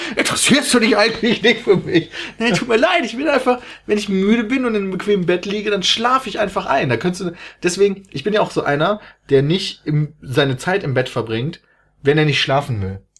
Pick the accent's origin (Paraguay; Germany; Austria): Germany; ich komme aus Deutschland